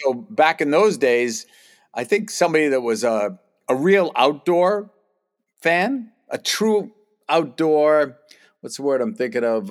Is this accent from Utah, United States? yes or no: no; Boston, Massachusetts, United States; moved away; also born or lived in Pittsburgh / St. Louis; I grew up, I grew up in Boston, so it was a big hockey area.